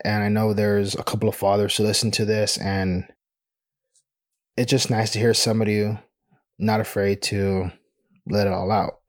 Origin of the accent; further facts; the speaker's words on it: United States; I'm Mexican American